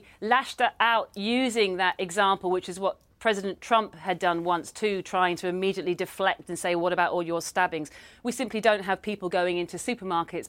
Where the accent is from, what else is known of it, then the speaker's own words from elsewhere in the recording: United Kingdom; my Britishness